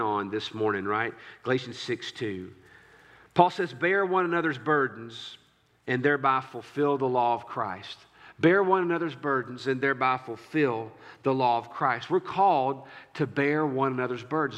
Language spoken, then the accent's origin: English; United States; as an American